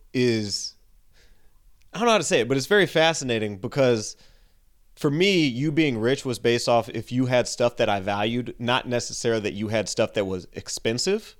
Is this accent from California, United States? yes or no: yes; San Jose, California, United States; moved away; San Jose, California